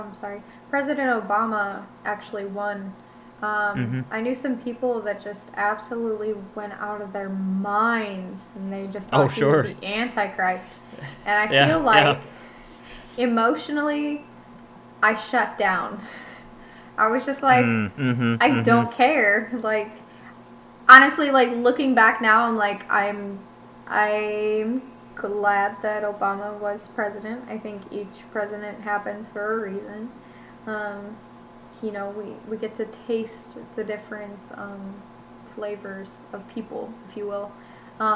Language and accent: English; United States